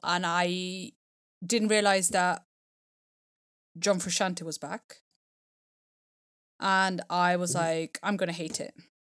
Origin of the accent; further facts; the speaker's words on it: Italy; I think I grew up in Italy. They are really amazingly regarded.